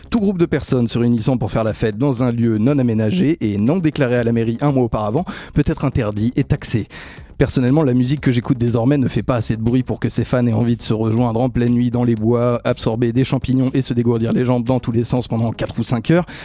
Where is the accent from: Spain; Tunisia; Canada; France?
France; Seine-et-Marne, Île-de-France; j'ai grandi en Seine-et-Marne, capitale de la betterave s'il en fallait une